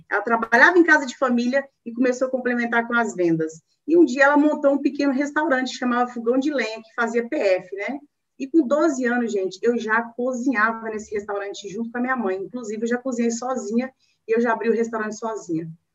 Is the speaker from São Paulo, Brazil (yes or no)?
no; northern Minas Gerais, Brazil; now in Belo Horizonte, Brazil; eu sou mineirinha de raiz, né? Sou mineira, nasci em Minas, lá no norte de Minas, e eu hoje moro em Belo Horizonte